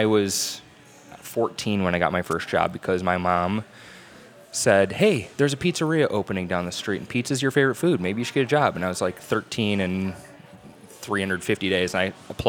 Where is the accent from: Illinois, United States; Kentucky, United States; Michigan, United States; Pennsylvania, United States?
Illinois, United States; McHenry; moved away as an adult; also born or lived in Mokena, Illinois; I'm from McHenry, Illinois, northwest suburbs